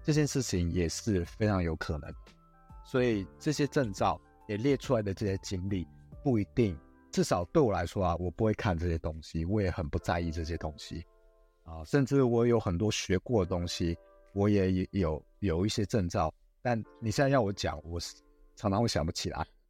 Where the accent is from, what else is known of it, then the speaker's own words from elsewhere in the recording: Taiwan; 我们台湾人